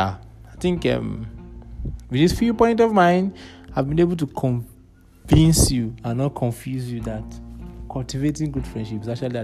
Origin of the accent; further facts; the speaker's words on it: Nigeria; being a Nigerian